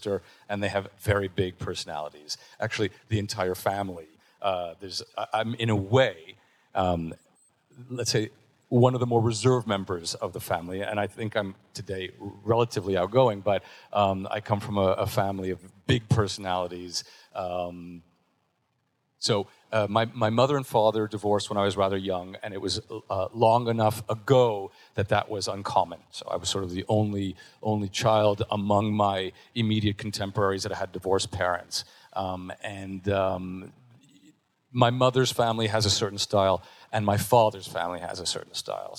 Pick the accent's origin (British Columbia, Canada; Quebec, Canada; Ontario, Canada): Quebec, Canada; Montreal; I'm from Montreal, born and raised